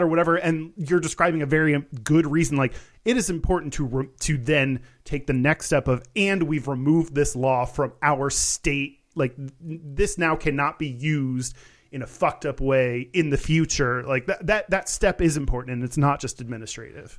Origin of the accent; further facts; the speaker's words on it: United States; as an American